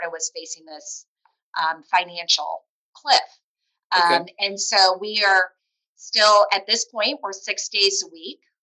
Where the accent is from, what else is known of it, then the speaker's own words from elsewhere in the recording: Toledo, Ohio, United States; moved away; I'm a Glass City boomerang, which means I grew up in Toledo, left, came back.